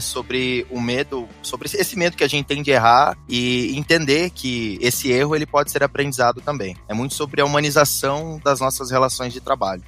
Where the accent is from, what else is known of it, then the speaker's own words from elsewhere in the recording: Paraná, Brazil; moved away as an adult; now in Petrolina, Brazil; eu sou do Paraná, mas hoje estou morando aqui em Petrolina, no Pernambuco